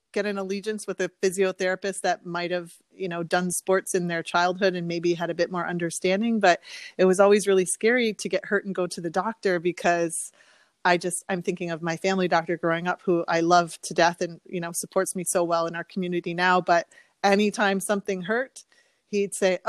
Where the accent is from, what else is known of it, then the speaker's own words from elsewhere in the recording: Windsor, Ontario, Canada; moved away as an adult; also born or lived in Chicago / Philadelphia / Maryland; I am originally from Windsor, which is where I'm now living and practicing.